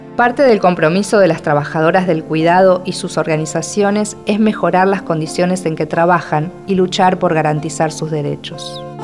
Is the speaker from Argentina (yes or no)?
yes; Argentina; soy argentina y escritora.